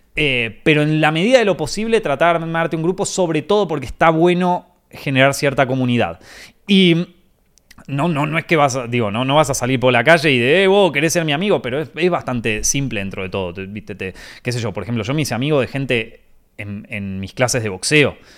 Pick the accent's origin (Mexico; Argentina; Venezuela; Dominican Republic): Argentina; moved away as an adult; now in Spain